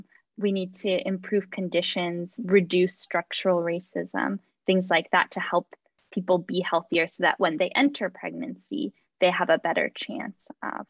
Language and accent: English; California, United States; I grew up in California, and we don't know how good we have it here.